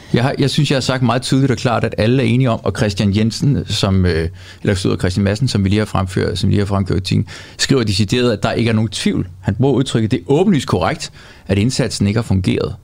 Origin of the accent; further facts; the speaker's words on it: Greenland; moved away; jeg voksede op på Grønland